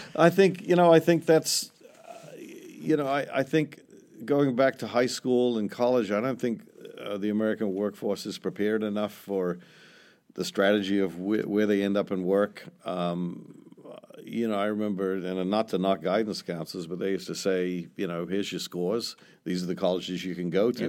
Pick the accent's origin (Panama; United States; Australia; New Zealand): New Zealand; moved away; I'm from New Zealand